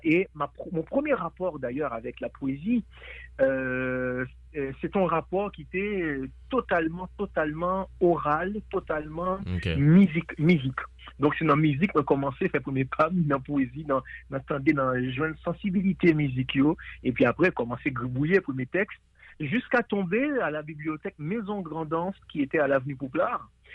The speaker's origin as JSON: {"language": "French", "town": "Port-au-Prince", "region": "Ouest", "country": "Haiti", "tie": "born or raised there", "said": "Port-au-Prince pour moi, qui est ma ville natale également."}